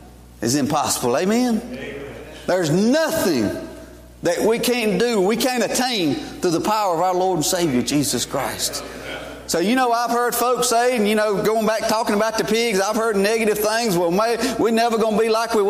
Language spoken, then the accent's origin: English; Columbus, Georgia, United States; now in Stoneville, United States; I was born in Columbus, Georgia, 1971